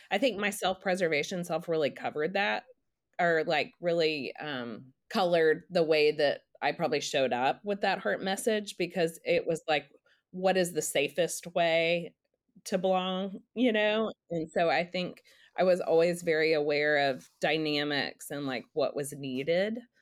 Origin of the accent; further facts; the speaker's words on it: Dallas, Texas, United States; now in Nashville, United States; I live in Nashville, um, I grew up in Dallas